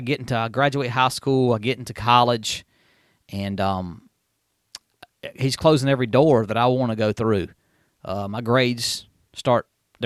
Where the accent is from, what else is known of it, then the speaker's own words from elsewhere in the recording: Union, South Carolina, United States; Yeah, I was actually born, of course, in the small town of Union, South Carolina. I grew up there in Welcome. I was born in Mary Black Hospital in Spartanburg, but I was raised in Union, South Carolina.